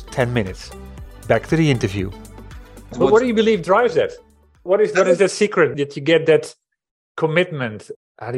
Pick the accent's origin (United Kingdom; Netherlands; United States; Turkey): Netherlands; I'm coming from the Netherlands, and the company I used to work for